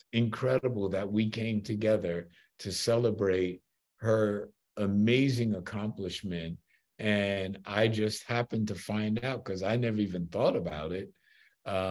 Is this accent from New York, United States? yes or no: yes; New York, United States; I'm a New Yorker